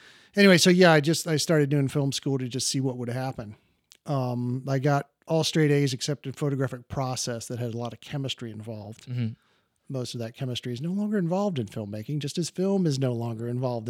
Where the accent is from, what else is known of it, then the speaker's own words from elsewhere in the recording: Columbus, Ohio, United States; I'm from Columbus, Ohio.